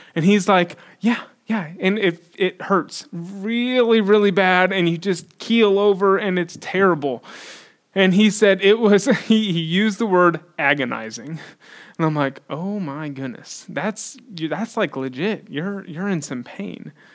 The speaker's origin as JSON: {"language": "English", "country": "United States", "said": "we're American"}